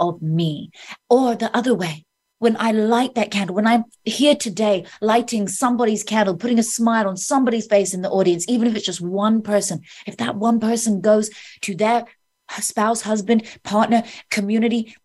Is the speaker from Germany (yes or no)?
no; Oxfordshire, South East England, United Kingdom; In Oxfordshire, in the countryside, in the UK